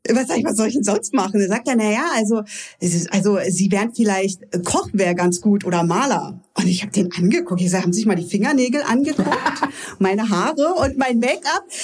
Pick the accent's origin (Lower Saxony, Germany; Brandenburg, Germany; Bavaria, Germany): Brandenburg, Germany; Lübbenau; also born or lived in Cottbus; Also ich komme ja ganz aus dem Spreewald {S0} ja. unten {S1} ursprünglich, bin dann von Lübbenau weggezogen in ein kleines Dörfchen, weil ähm, ich ja dann irgendwo untergebracht werden musste. Ich war ja noch 16